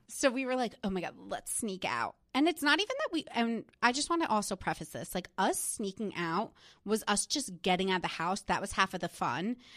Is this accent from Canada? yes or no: no; New Jersey, United States; I'm from New Jersey. Like, that is, like, what I grew up